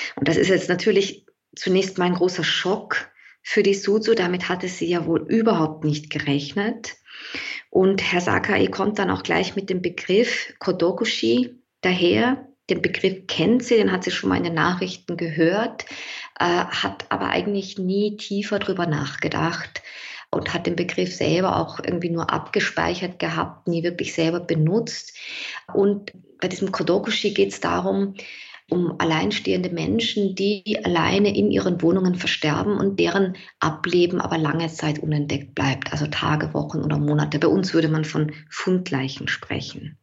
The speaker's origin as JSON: {"language": "German", "town": "St. Pölten", "region": "Lower Austria", "country": "Austria", "tie": "born or raised there", "moved": "yes", "lives_now": "Vienna, Austria", "said": "1980 geboren in St. Pölten, das ist in Niederösterreich äh, relativ nah bei Wien, aber schon recht lange in Wien lebend"}